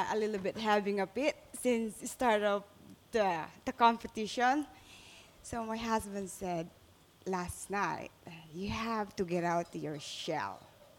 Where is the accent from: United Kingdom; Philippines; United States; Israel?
Philippines; moved away; I'm Filipino.